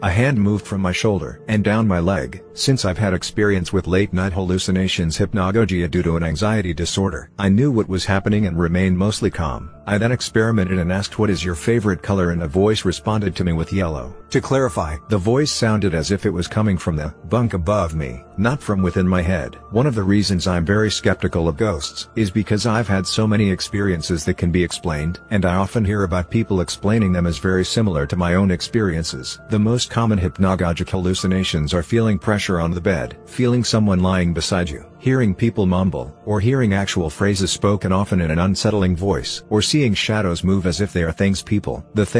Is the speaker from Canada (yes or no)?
yes; Kingston, Ontario, Canada; the time in my hometown of Kingston, Ontario that my high school buddies and I were leaving my friend's house